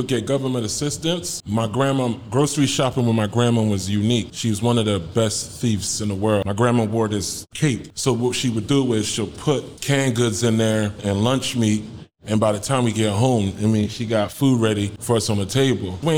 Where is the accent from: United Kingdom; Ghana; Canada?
Ghana; now in United States; I'm Ghanaian. Both my parents are from Ghana, so yeah, I'm Ghanaian, man.